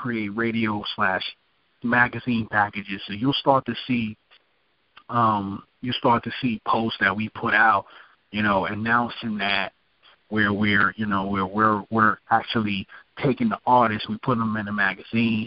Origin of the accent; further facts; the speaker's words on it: New York City, New York, United States; I'm from Brooklyn, New York, so I'm already, you know, got that New York feel to the things